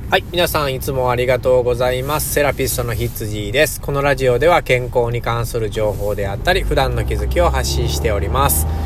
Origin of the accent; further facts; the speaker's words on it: Japan; 自分のふるさとというか、自分の生まれ故郷ですから、生まれた国